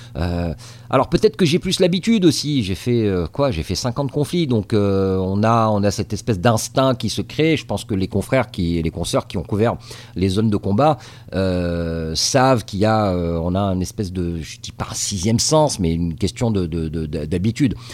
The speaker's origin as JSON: {"language": "French", "country": "Tunisia", "tie": "born or raised there", "also_born_or_lived": "France", "moved": "as an adult", "lives_now": "Los Angeles, United States", "said": "je suis né en Tunisie euh, et, j'ai grandi en Tunisie"}